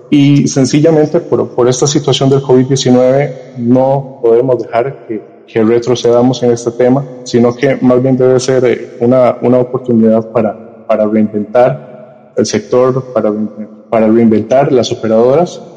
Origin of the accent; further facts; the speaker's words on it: Costa Rica; aquí en mi país, Costa Rica